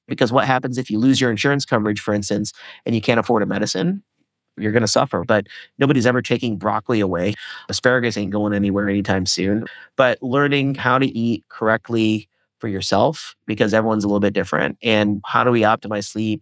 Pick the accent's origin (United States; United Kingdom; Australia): United States; Indiana; I grew up in Indiana